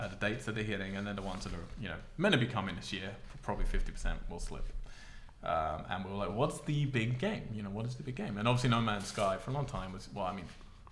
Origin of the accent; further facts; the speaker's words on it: England, United Kingdom; I'm English